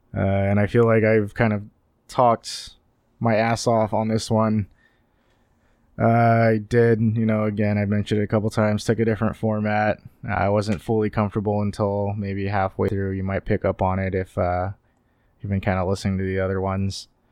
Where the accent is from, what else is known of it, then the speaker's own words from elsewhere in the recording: Sacramento, California, United States; I am from the Sacramento area.